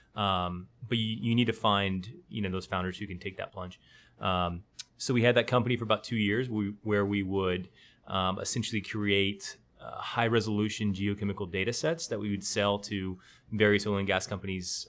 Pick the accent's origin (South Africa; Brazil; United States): United States; Austin, Texas; now in San Antonio, United States; I grew up in Austin, just down the road.